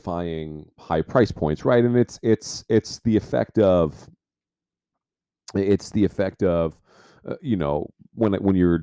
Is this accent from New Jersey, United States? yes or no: yes; New Jersey, United States; growing up in New Jersey